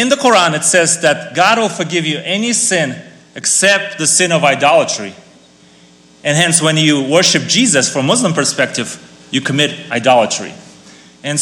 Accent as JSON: {"language": "English", "country": "Kazakhstan", "moved": "yes", "lives_now": "United States", "said": "I come from Kazakhstan. So, when I meet people and tell them I'm from Kazakhstan"}